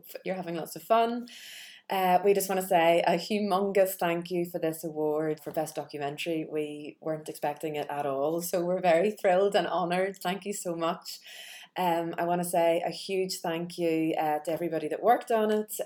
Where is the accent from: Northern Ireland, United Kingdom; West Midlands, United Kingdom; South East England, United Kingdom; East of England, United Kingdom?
Northern Ireland, United Kingdom; Belfast; I was a young Irish girl growing up in Belfast